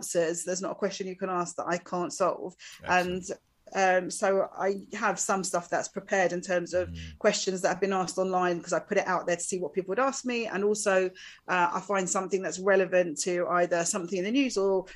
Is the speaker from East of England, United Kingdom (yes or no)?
yes; Essex, East of England, United Kingdom; being from Essex